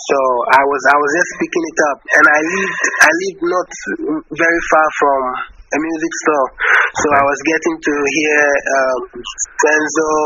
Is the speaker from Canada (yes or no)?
no; Ghana; I'm from Ghana.